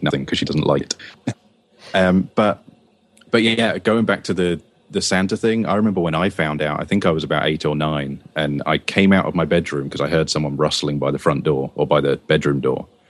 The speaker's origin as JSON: {"language": "English", "region": "England", "country": "United Kingdom", "moved": "yes", "lives_now": "United States", "said": "I'm an Englishman, but I live in America now"}